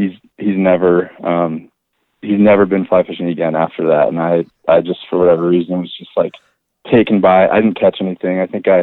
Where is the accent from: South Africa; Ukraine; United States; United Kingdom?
United States; Annapolis, Maryland; now in Missoula, United States; I grew up on the Chesapeake Bay in Annapolis, Maryland, about 2,800 miles from where I live in Missoula now